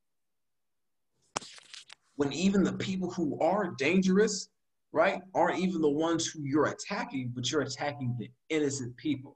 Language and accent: English; United States; we black Americans